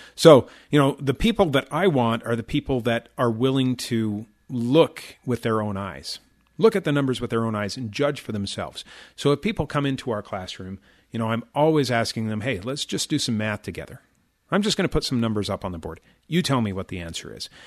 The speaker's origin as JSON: {"language": "English", "town": "Chicago", "region": "Illinois", "country": "United States", "tie": "born or raised there", "said": "I grew up in the Chicago area"}